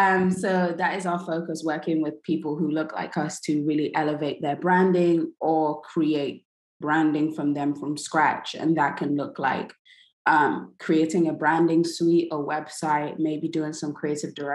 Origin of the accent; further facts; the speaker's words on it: London, United Kingdom; moved away as an adult; also born or lived in New York / Nigeria; now in Brooklyn, United States; I was born in New York, even though I grew up in London.